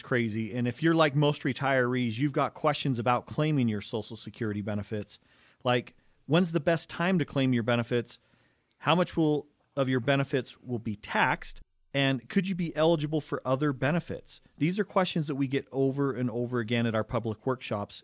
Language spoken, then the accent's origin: English; Cottonwood Heights, Utah, United States; growing up in Cottonwood Heights, Brighton High School